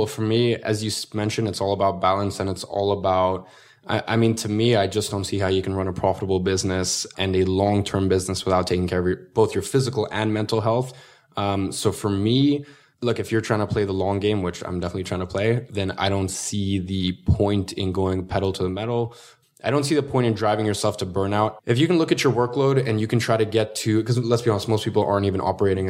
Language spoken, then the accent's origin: English; Russia; now in London, United Kingdom; No, originally from Russia. Have you ever seen Borat?